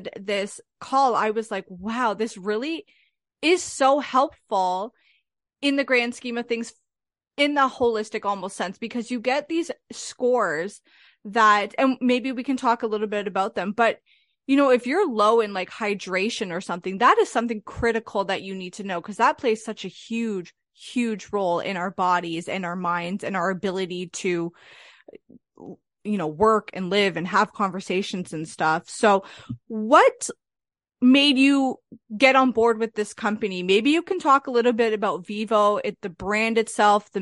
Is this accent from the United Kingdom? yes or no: no; Canada; I'm from Canada